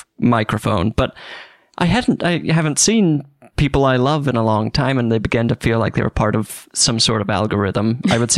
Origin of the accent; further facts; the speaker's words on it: Utah, United States; moved away; outside of my home state